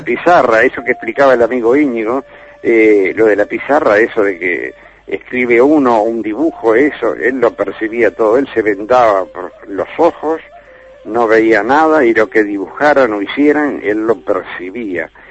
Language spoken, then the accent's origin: Spanish; Montevideo, Uruguay; en mi tierra, en Montevideo